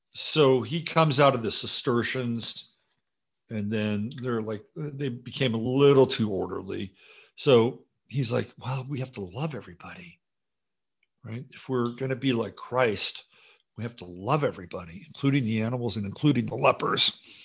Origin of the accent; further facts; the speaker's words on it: Piedmont, California, United States; I grew up on Piedmont Road and went to Piedmont High School in California.